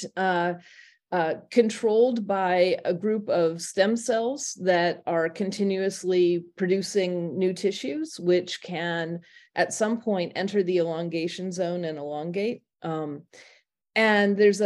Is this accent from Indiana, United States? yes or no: yes; Indiana, United States; moved away as an adult; also born or lived in Berkeley, California; now in Oberlin, United States; I grew up in Indiana, attended Indiana University